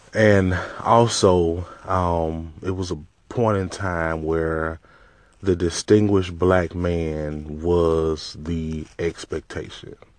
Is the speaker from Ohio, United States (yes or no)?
no; Mississippi, United States; I'm from Mississippi